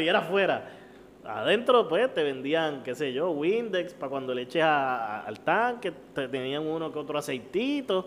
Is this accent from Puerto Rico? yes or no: yes; Carolina, Puerto Rico; yo soy un tipo que me crié en Carolina, cabrón. Yo he vivido toda mi vida en Carolina